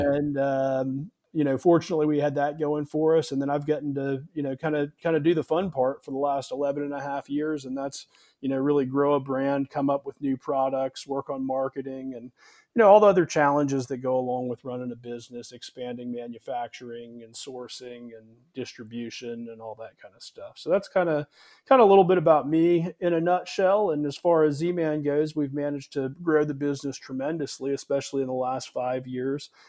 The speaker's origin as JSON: {"language": "English", "town": "Charleston", "region": "South Carolina", "country": "United States", "tie": "born or raised there", "said": "I grew up here in South Carolina in the Charleston area"}